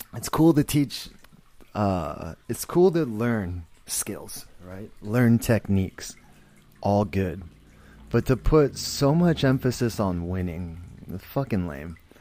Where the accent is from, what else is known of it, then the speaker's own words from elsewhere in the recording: San Jose, California, United States; I grew up in San Jose